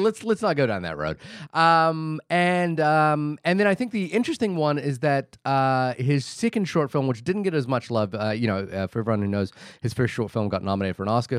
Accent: Wellington, New Zealand; my hometown of Wellington

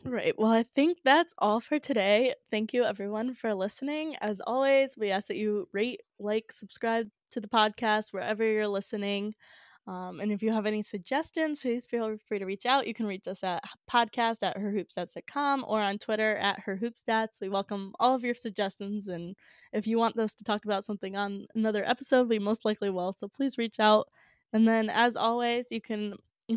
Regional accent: Connecticut, United States; we're both from Connecticut

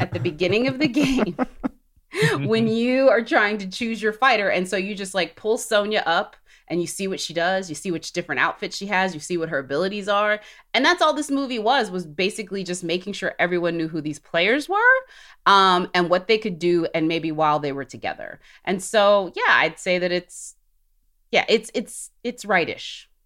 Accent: Alabama, United States; I'm from Alabama

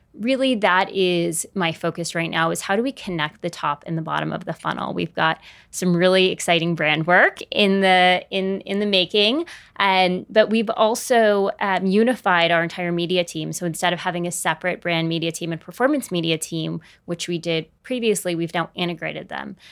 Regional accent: San Francisco, California, United States; moved away; I grew up in San Francisco, so I went home

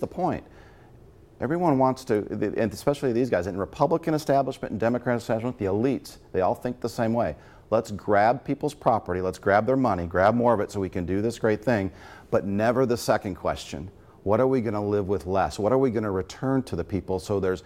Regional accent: Lake County, Northwest Indiana, United States; I'm from Northwest Indiana originally

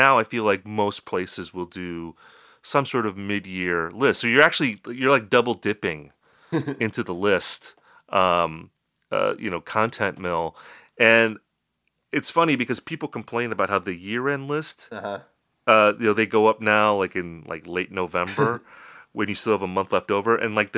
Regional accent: Upper Midwest, United States; I'm a lifelong resident of the Upper Midwest. I've lived in Wisconsin and Minnesota, so I'm practically Canadian.

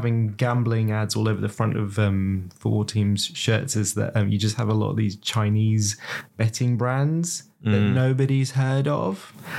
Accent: Manchester, North West England, United Kingdom; accent: Manchester; as you can tell from my accent, a very proud Manchester.

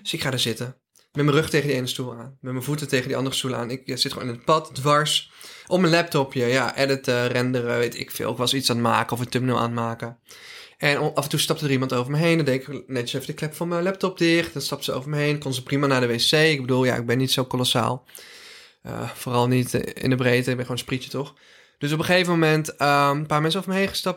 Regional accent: Drunen, North Brabant, Netherlands; Ik ben een Brabander in hart en nieren, jongens. Ik ben geboren en getogen in eh, Drunen City 0416

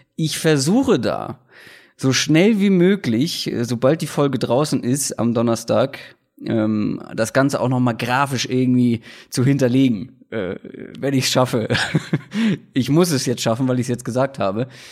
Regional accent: Hamburg, Germany; moved away; wie war es denn überhaupt in meiner Heimatstadt

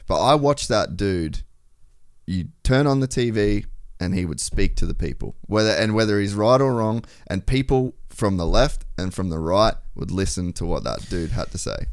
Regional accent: Cairns, Queensland, Australia; I grew up in Cairns

